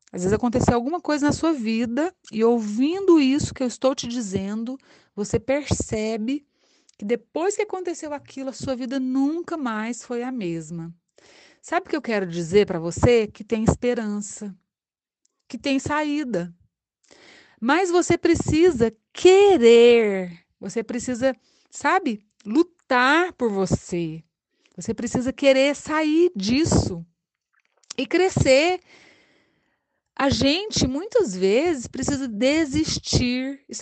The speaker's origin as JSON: {"language": "Portuguese", "town": "Anápolis", "region": "Goiás", "country": "Brazil", "moved": "as an adult", "lives_now": "Itajubá, Brazil", "said": "Eu escolhi odontologia, abracei, saí de Anápolis em 1991 para cursar a odonto em Alfenas, daqui perto de nós."}